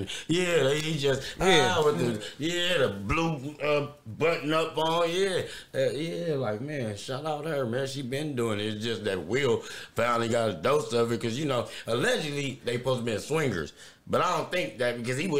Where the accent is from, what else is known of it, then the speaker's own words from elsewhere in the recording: Los Angeles, California, United States; I'm from Hoover Straight.